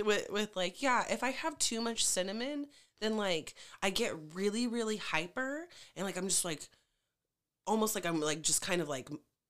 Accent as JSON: {"language": "English", "region": "Hawaii", "country": "United States", "said": "As Hawaiian as I am"}